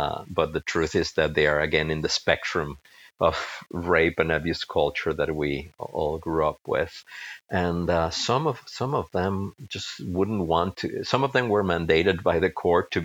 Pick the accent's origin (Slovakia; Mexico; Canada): Mexico; moved away; I come from a family, my parents are from Spain, even though I grew up in Mexico